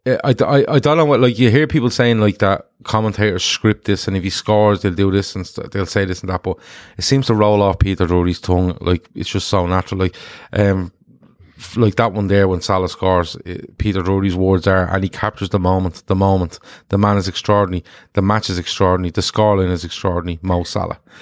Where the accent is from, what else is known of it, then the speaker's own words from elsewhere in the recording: Ireland; I'm an Irish man